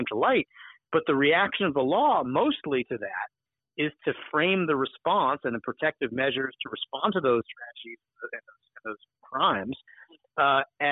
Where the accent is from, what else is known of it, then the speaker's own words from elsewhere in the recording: Alabama, United States; I'm from not Macon County, but I'm from Alabama